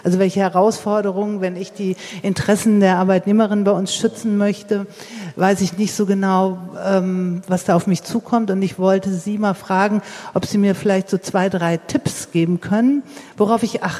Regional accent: Hamburg, Germany; ich komme aus Hamburg.

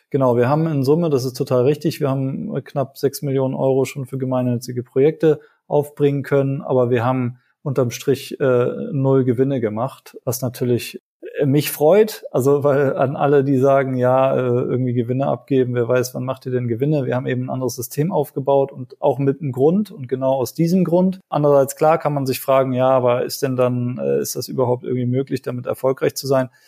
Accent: Sri Lanka; now in Germany; ich bin ja selber in Sri Lanka zur Schule gegangen

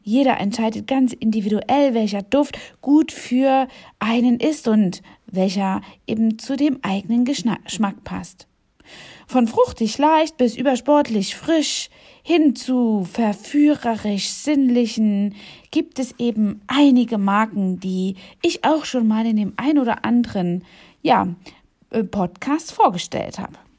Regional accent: East Germany, Germany; Ich bin ja selbst in Ostdeutschland geboren

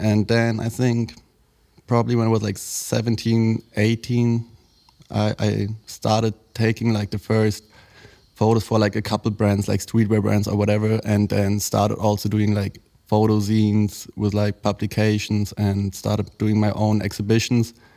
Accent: Berlin, Germany; Berlin bred, um, born and raised in Berlin, actually in Kreuzberg, where I grew up till the age of, I think, four or five

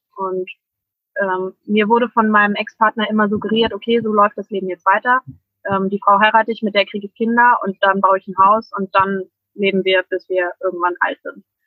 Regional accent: Germany; ich komme aus der Nähe von Hamburg

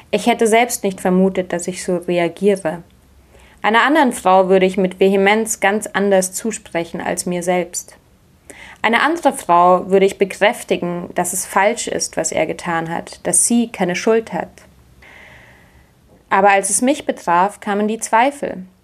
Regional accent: Munich, Bavaria, Germany; Ich bin in München aufgewachsen

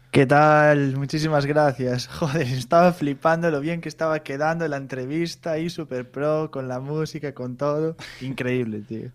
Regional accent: Santiago de Compostela, Galicia, Spain; accent: Galician; yo vengo de Santiago

